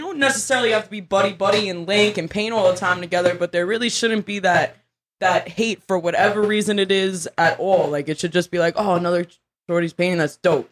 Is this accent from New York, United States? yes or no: yes; New York City, New York, United States; also born or lived in Long Island; I grew up in the slums of Brooklyn